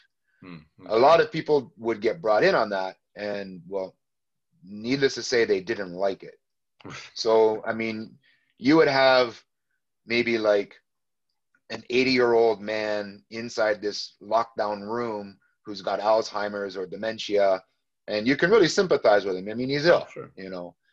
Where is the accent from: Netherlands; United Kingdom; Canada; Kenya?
Canada; I'm from Canada, so a big city called Toronto.